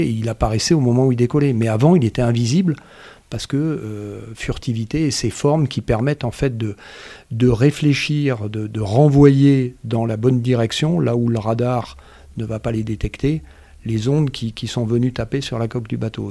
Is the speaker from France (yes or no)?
yes; Marseille, Provence-Alpes-Côte d'Azur, France; moved away; j'ai grandi à Marseille